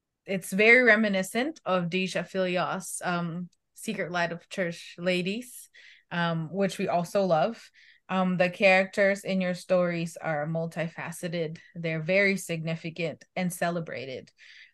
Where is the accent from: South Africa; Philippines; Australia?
Philippines; moved away; I grew up in the Philippines.